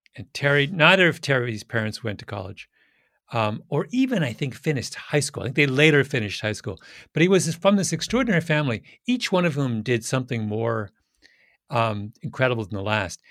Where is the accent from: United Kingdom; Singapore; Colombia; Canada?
Canada; moved away as an adult; now in United States; I'm a Canadian